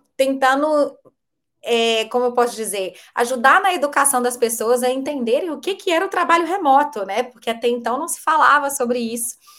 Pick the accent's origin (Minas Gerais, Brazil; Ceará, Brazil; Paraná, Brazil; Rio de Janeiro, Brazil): Minas Gerais, Brazil; Belo Horizonte; eu sou de Belo Horizonte mineirinha